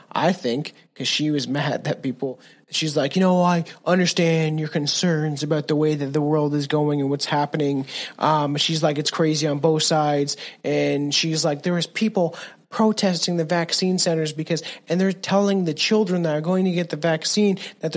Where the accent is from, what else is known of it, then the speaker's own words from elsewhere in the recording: Canada; I'm a Canadian